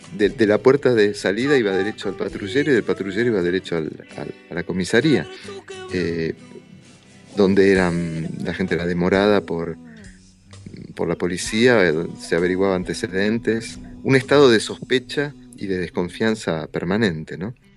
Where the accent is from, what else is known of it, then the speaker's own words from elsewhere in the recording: Argentina; crecimos en ese momento en Argentina